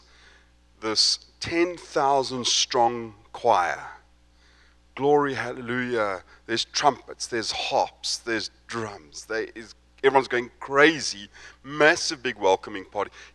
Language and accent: English; Johannesburg, Gauteng, South Africa; also born or lived in East London, South Africa; I'm from Johannesburg, which is in the sort of central part of South Africa